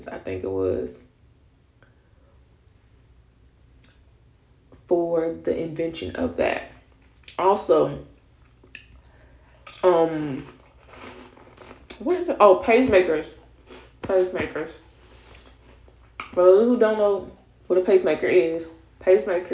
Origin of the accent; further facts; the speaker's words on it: Florida, United States; also born or lived in the South; I grew up in Florida, well, partially grew up in Florida